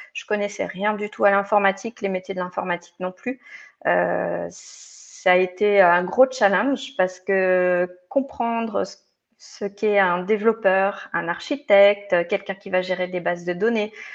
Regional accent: Provence-Alpes-Côte d'Azur, France; moved away as an adult; also born or lived in Lyon; now in Geneva, Switzerland; je suis originaire des Hautes-Alpes. Euh, où bah, j'ai suivi toute ma scolarité quand j'étais plus jeune.

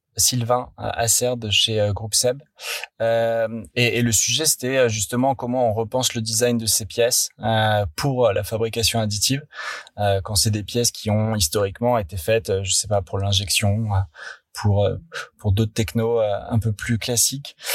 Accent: Paris, Île-de-France, France; also born or lived in London; moi je suis parisien de souche

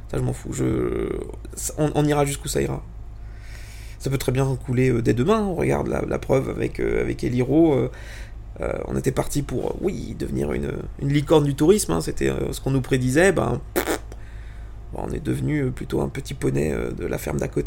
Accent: Italy; Alors, pour t'expliquer, euh, je, alors je suis italien, j'ai énormément de famille en Italie

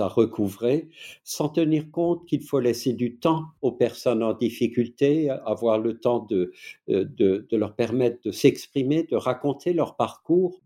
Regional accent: Alsace, Grand Est, France; accent: Alsatian; vous l'entendez sans doute à mon accent qui, est, euh, je ne suis pas suisse, je ne suis pas belge, je ne suis pas allemand, mais je suis alsacien

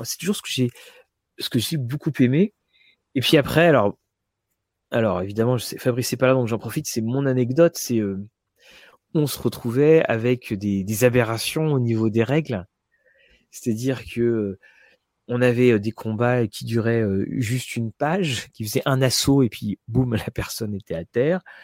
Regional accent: France; nous, en tant que Français

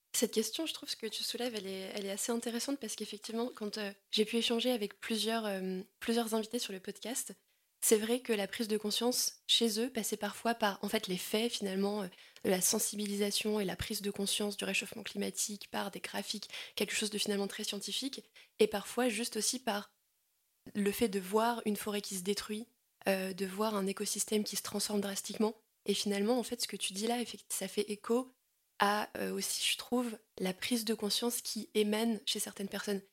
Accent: Aisne, Hauts-de-France, France; j'ai grandi dans l'Aisne

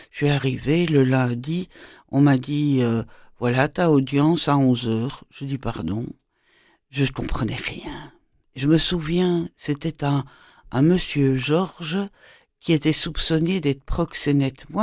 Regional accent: Brussels, Brussels-Capital Region, Belgium; De Bruxelles.

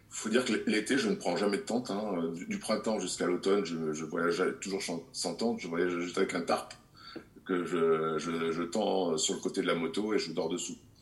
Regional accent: Grenoble, Auvergne-Rhône-Alpes, France; je suis né à Grenoble, donc euh, je suis né euh, dans les Alpes euh, et j'ai toujours connu le froid. J'ai fait du ski petit

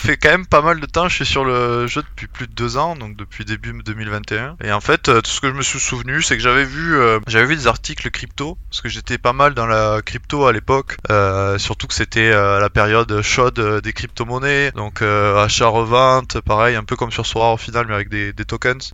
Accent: Montauban, Occitania, France; accent: l'accent du sud; also born or lived in Vienna; now in Toulouse, France; mon équipe euh, à Montauban, donc euh, là d'où je viens

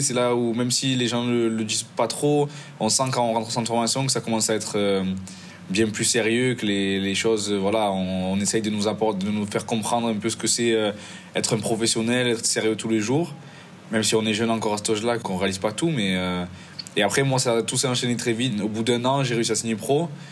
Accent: Marseille, Provence-Alpes-Côte d'Azur, France; moved away as an adult; now in Italy; je suis né à Marseille

